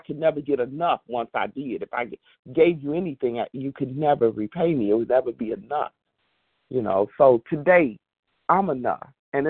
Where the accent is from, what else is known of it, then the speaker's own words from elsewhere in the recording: Indiana, United States; I'm from Indiana